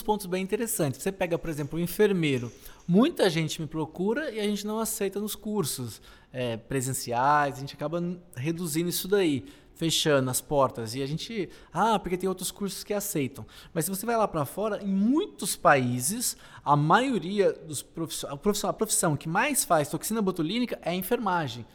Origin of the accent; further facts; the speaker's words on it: interior of Minas Gerais, Brazil; Lá no interior de Minas, onde eu nasci